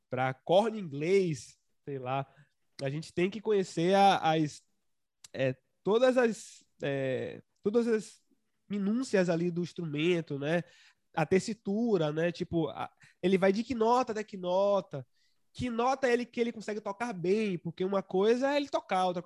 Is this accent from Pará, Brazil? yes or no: no; Santo Amaro, Bahia, Brazil; born there; Nossa, é, é, na, na, verdade, eu sou registrado como um santamarense, né? Mas eu só fiz nascer lá e depois vim.